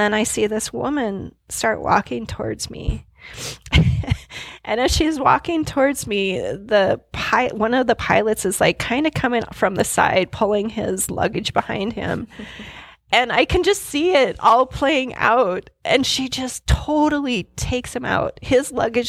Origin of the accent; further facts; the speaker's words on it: Billings, Montana, United States; I was born on October 29th, 1975 in Billings, Montana